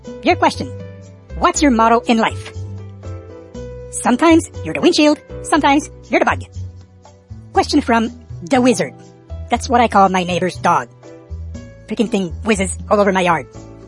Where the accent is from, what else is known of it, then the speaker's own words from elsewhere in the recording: Canada; FCC is an American thing. I'm Canadian.